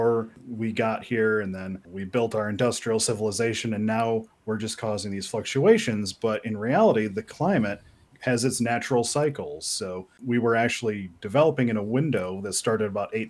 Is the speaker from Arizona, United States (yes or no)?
no; Wisconsin, United States; moved away as an adult; also born or lived in Boulder, Colorado; now in Washington, D.C. area, United States; Growing up in Wisconsin